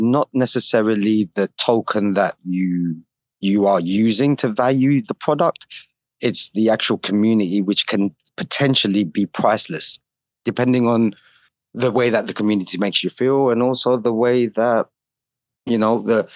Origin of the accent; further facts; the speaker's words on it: United Kingdom; I'm from the UK